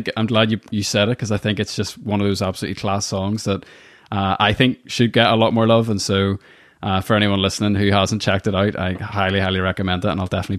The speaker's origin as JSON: {"language": "English", "region": "Northern Ireland", "country": "United Kingdom", "tie": "born or raised there", "also_born_or_lived": "New York", "moved": "as an adult", "said": "I moved away from Northern Ireland when I was 18 and did the whole kind of living in New York thing, and then came back."}